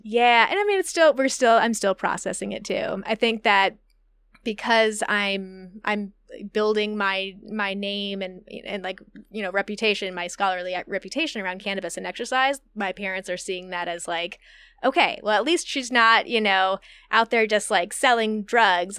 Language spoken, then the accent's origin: English; Midwest, United States; moved away as an adult; also born or lived in Indiana; now in Humboldt, United States; I'm from the Midwest